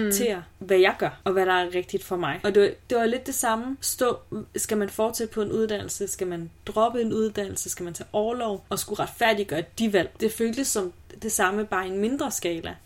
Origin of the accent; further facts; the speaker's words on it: Aalborg, North Denmark Region, Denmark; jeg er fra Aalborg